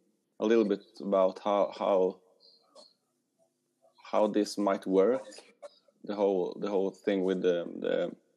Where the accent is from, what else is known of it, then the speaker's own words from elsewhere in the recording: Sweden; I'm from Sweden.